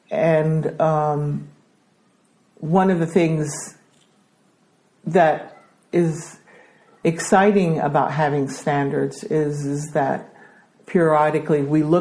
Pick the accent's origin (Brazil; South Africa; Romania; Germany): Brazil; accent: American; also born or lived in Denmark; I am Danish, but I grew up in Brazil um, studied in an American school in Brazil, which explains my American accent.